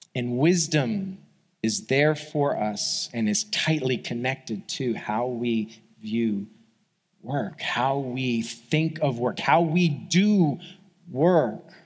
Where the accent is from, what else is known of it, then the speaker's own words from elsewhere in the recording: New York, United States; moved away; I grew up in New York, like as a kid